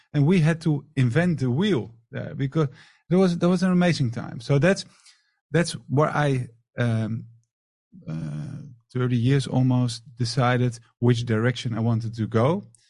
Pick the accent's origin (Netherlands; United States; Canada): Netherlands; Amsterdam, North Holland; moved away as an adult; now in Marbella, Spain; I'm from the Netherlands, from Amsterdam.